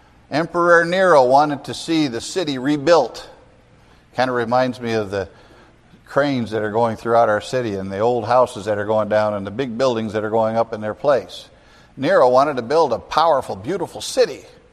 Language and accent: English; United States; We as American Christians have it so easy.